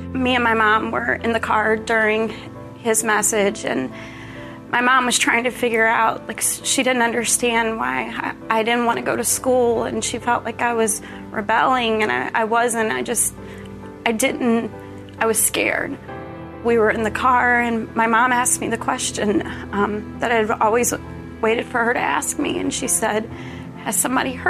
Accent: Wake Forest, North Carolina, United States; I was raised in Wake Forest, North Carolina

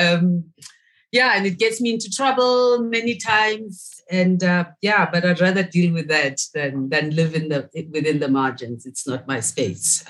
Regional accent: Soweto, Gauteng, South Africa; I'm from Soweto originally.

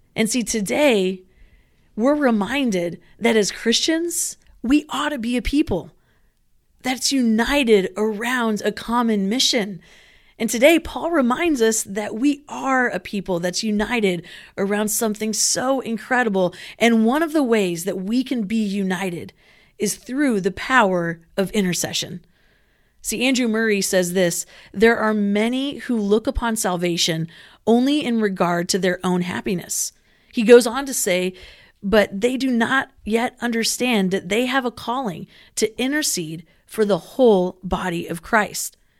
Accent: Philippines; now in Southern California, United States; I grew up in the Philippines.

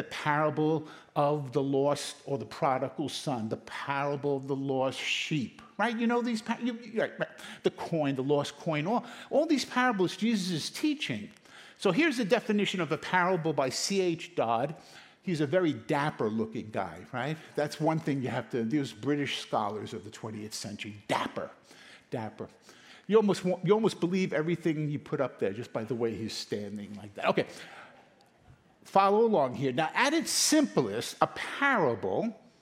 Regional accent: New York City, New York, United States; also born or lived in Queens; I was born in Brooklyn, went to school in Brooklyn, we migrated over to Queens

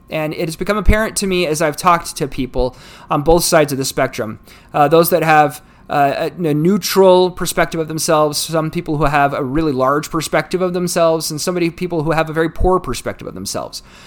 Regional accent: United States; United States, my, my home country

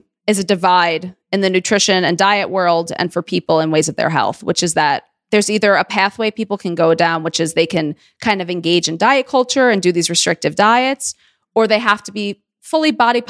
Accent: New York City, New York, United States; I'm a Jew from Queens.

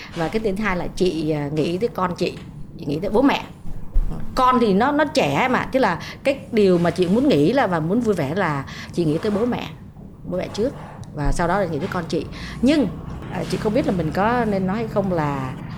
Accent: Vietnam; moved away as an adult; now in United States

